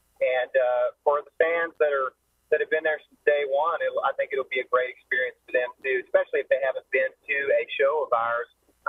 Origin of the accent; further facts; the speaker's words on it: Oklahoma City, Oklahoma, United States; also born or lived in Lawton, Oklahoma; I grew up in Oklahoma City, Oklahoma. I'm an Okie.